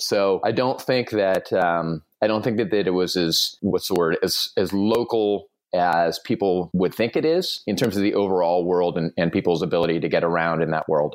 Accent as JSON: {"language": "English", "region": "Southern California", "country": "United States", "tie": "born or raised there", "said": "I was born and raised in Southern California"}